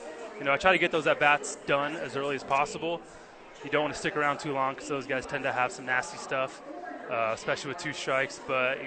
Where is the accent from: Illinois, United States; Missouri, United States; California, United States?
California, United States; San Diego; moved away; I'm from San Diego originally